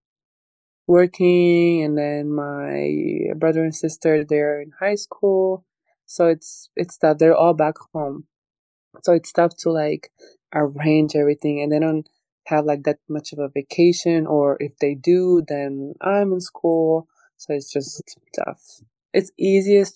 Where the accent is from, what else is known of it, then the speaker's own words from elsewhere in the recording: Croatia; moved away as an adult; now in Los Angeles, United States; I grew up there, I was born there